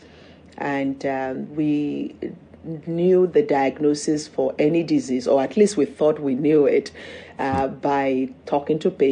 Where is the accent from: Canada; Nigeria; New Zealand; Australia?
Nigeria; moved away as an adult; now in United States; I grew up in Nigeria, went to boarding school